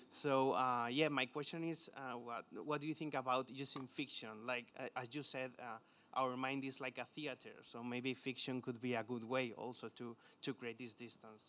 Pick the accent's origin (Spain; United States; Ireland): Spain; accent: Spanglish; English is a second language; I come from Spain, so more Spanglish